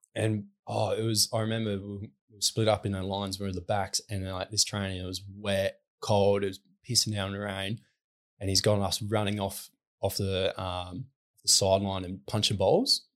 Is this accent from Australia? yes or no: yes; Newdegate, Western Australia, Australia; I grew up in Newtygate, which is forty-five minutes from Lake Grace